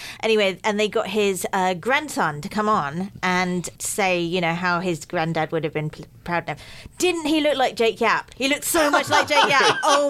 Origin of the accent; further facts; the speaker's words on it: Pinner, London, United Kingdom; I come from Pinner.